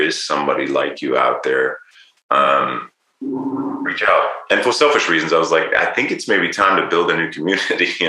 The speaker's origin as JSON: {"language": "English", "country": "Germany", "tie": "born or raised there", "also_born_or_lived": "United Kingdom / Los Angeles, United States", "moved": "yes", "lives_now": "Bend, United States", "said": "I was born in Germany"}